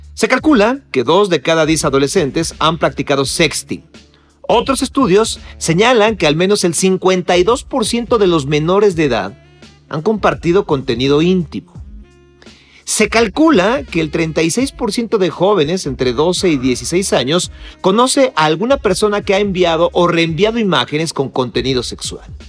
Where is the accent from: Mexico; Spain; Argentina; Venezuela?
Mexico; nosotros como mexicanos